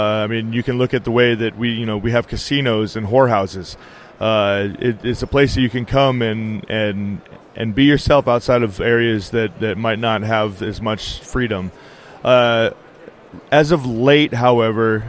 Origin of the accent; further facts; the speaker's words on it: Nevada, United States; I grew up here in Nevada